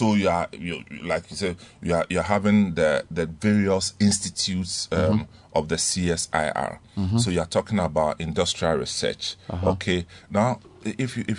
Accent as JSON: {"language": "English", "country": "Ghana", "said": "I'm a Ghanaian"}